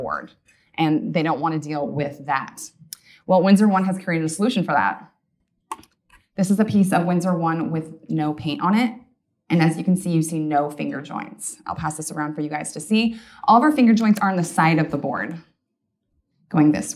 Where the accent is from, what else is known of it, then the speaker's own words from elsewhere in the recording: Issaquah, Washington, United States; also born or lived in Black Diamond, Washington; I grew up in Issaquah, Washington